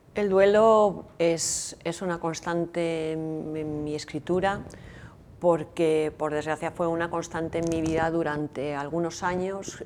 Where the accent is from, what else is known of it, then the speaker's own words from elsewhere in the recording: San Sebastián, Basque Country, Spain; moved away as an adult; now in Navarre, Spain; yo soy donostiarra